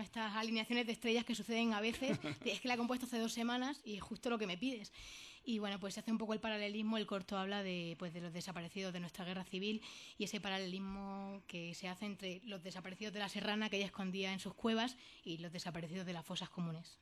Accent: Jaraíz de la Vera, Extremadura, Spain; yo soy del norte de, de Extremadura, de la zona de la Vera

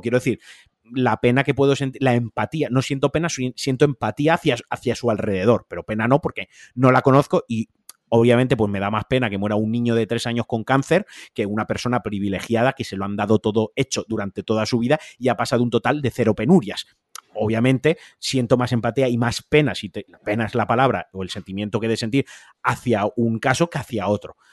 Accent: Valencian Community, Spain; como valenciano

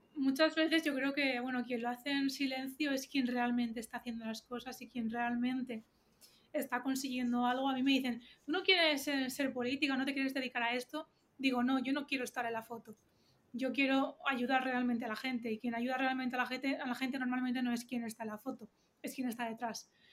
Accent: Valencia, Valencian Community, Spain; yo quiero muchísimo a mi, a mi Valencia

